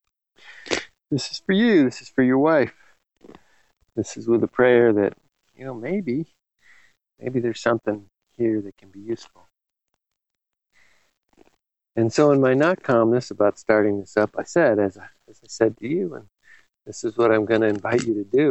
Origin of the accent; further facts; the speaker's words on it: Los Angeles, California, United States; now in Western Washington, United States; I was growing up in Los Angeles